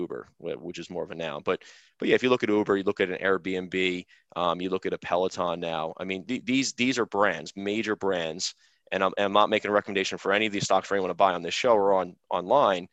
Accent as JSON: {"language": "English", "region": "New York", "country": "United States", "said": "I'm from New York"}